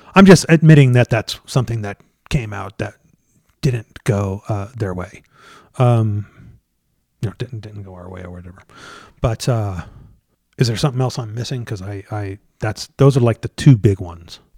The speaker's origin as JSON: {"language": "English", "region": "Colorado", "country": "United States", "said": "I'm from Colorado"}